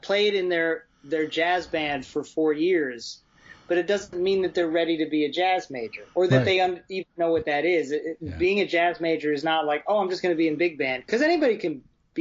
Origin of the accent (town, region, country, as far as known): Columbia, Maryland, United States; born or raised there; also born or lived in Baltimore